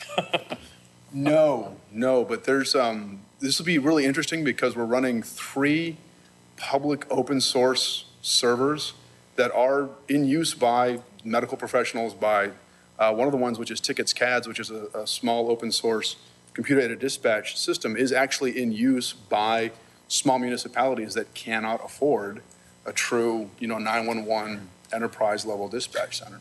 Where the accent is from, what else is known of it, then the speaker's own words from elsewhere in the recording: Lancaster, Pennsylvania, United States; I'm from Lancaster. We're simpler there